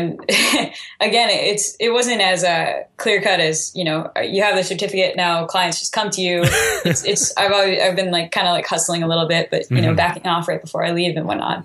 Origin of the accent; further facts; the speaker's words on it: Plum Island, Massachusetts, United States; moved away as an adult; also born or lived in Hampton Beach, New Hampshire / Holderness, New Hampshire / Maine; now in Texas, United States; I'm from Plum Island, Massachusetts.